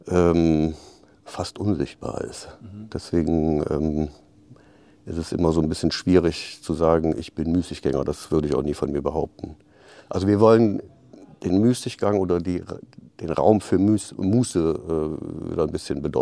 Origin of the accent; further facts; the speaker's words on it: Aachen, North Rhine-Westphalia, Germany; born there; accent: Rhenish; Ich komme aus Aachen gebürtig, Rheinländer. Das hört man auch noch ein bisschen an dem rheinischen Singsang.